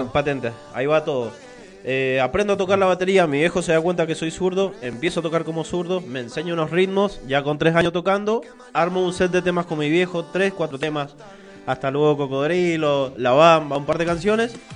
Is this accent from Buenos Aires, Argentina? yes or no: no; Mendoza, Argentina; Después volvimos a Mendoza